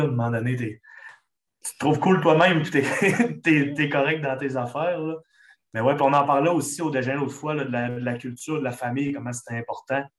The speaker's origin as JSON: {"language": "French", "town": "Chicoutimi", "region": "Quebec", "country": "Canada", "accent": "Lac-Saint-Jean", "said": "je viens de Chicoutimi directement, sauf que toute ma famille vient du lac. Quand on m'entend parler, quand on me voit agir, je, ressemble, ressemble, beaucoup d'un gars du lac"}